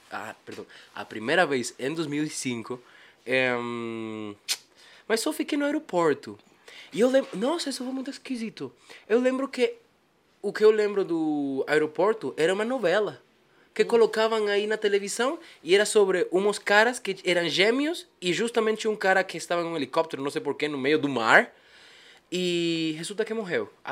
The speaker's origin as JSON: {"language": "Portuguese", "country": "Bolivia", "tie": "born or raised there", "also_born_or_lived": "Japan", "second_language": "Portuguese", "said": "quando vim de Japão, eu nasci lá, até meus 5 anos fiquei lá. Depois vim para Bolívia, passei por 6, 7 países mais."}